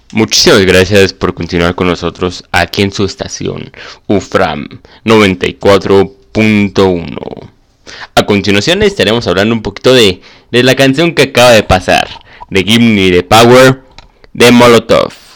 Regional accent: Mexico; somos mexicanos

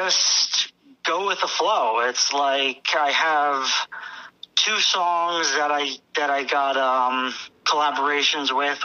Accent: Toms River, New Jersey, United States; I'm from Toms River, New Jersey.

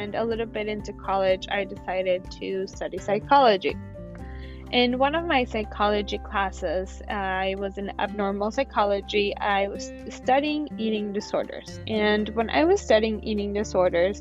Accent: San Diego, California, United States; also born or lived in Mexico; I was the only one that at age 5 had to move back here to California. And yeah, so I am basically a native San Diegan

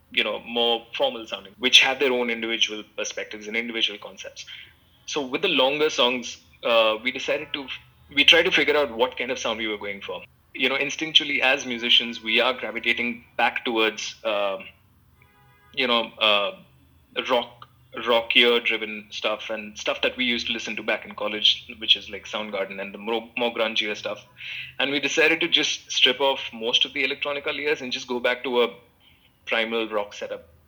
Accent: Mumbai, Maharashtra, India; Satish was from Delhi, I was from Bombay.

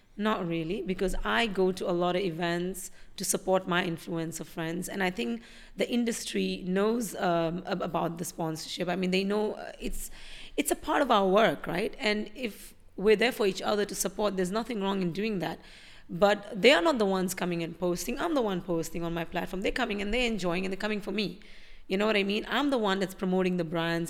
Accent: India; now in Dubai, United Arab Emirates; I'm an Indian living in Dubai

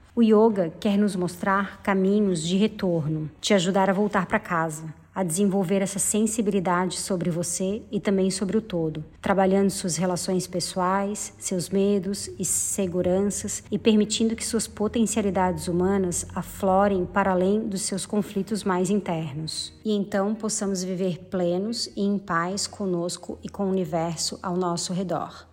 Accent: Florianópolis, Santa Catarina, Brazil; sou de Florianópolis

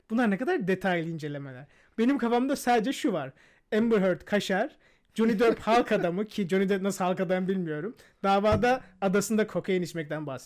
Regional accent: Pazar, Rize Province, Turkey; first language Turkish; Ben pazarlıyım.

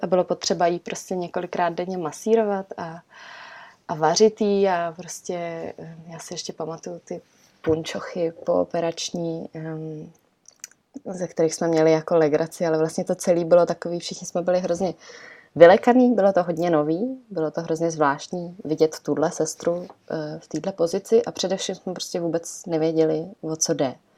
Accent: Czechia; also born or lived in Italy; my jsme, eh, původem, nebo prostě celá rodina jsme z Itálie, ale vyrostli jsme tady v Čechách

